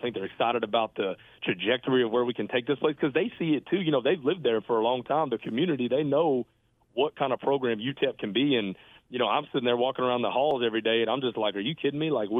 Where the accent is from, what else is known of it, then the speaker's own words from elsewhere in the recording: Texas, United States; for me growing up in Texas, and and getting to lead a FBS program in my home state is literally a dream come true.